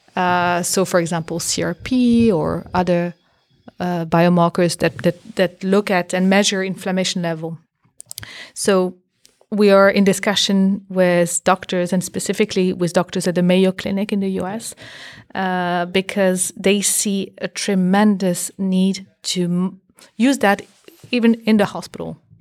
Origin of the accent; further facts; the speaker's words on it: Belgium; moved away as an adult; also born or lived in Boston, United States; My background, I'm from Belgium